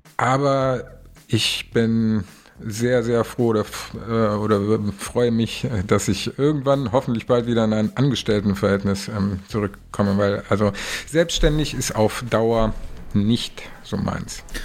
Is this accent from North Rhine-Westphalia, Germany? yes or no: no; Kassel, Hesse, Germany; moved away as an adult; now in Hamburg, Germany; in Kassel, also meine Heimat